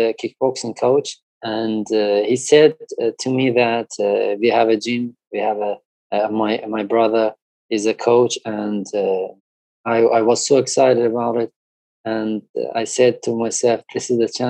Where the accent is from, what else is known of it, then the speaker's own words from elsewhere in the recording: Iran; I'm from Iran